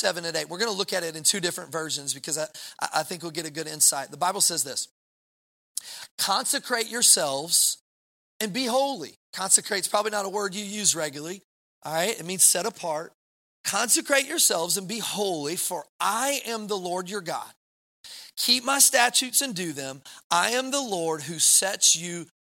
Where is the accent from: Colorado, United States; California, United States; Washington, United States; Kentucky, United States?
Kentucky, United States; moved away; I'm from Kentucky